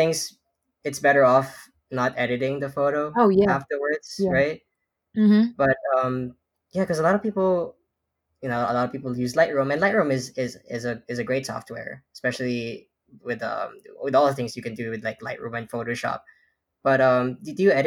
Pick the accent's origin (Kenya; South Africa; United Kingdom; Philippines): Philippines; now in New York, United States; I grew up in the Philippines before I moved here to the U.S.